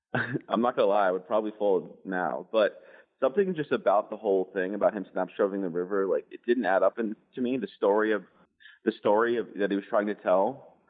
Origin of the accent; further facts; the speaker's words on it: United States; I'm an American kid who flew here from London.